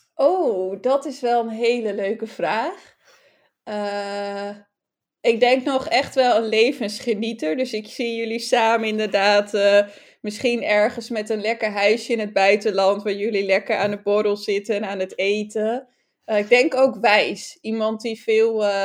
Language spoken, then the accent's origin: Dutch; Friesland, Netherlands; als Fries